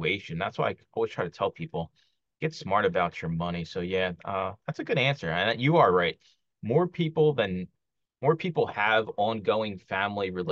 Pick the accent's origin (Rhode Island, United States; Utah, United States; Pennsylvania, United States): Pennsylvania, United States; Philadelphia; moved away as an adult; I grew up in Kensington. It's a neighborhood in Philly